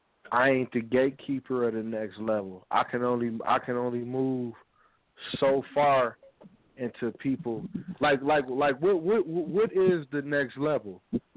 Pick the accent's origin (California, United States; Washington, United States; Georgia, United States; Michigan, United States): Michigan, United States; Pontiac; I'm from the Yak, Pontiac, Michigan.